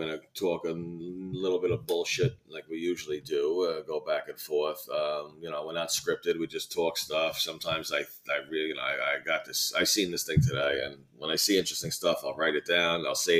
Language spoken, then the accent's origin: English; New York City, New York, United States; we're from New York